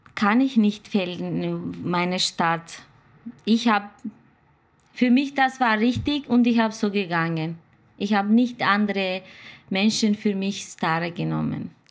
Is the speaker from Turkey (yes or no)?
yes; Turkey; German is a second language; moved away as an adult; now in Austria; Ich komme aus der Türkei, bin jetzt seit 2005, ich bin 15 Jahre in Österreich